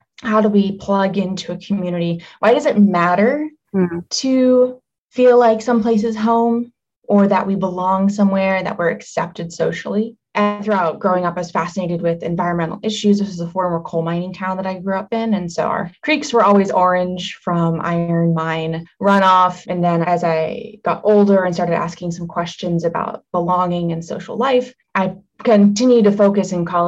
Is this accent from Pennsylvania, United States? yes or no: yes; Harmony, Pennsylvania, United States; So I grew up outside of Pittsburgh in the small town of Hermony, a rural community, a village of 700.